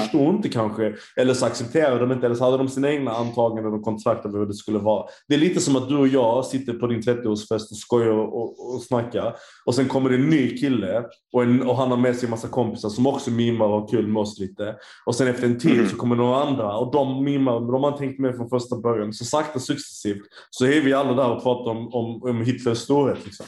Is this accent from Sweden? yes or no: no; Turkey; jag är turk